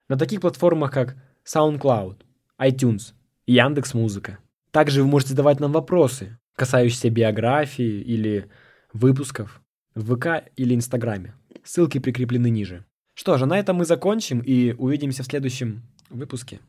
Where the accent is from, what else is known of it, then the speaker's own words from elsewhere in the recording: Nakhodka, Primorsky Krai, Russia; moved away as an adult; now in Saint Petersburg, Russia; Я родом из Города находка. Очень красивый город, э, у моря